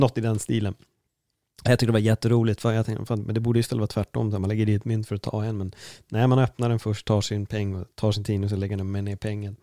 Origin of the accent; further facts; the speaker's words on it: Sweden; vi är jättetrevliga vi svenskar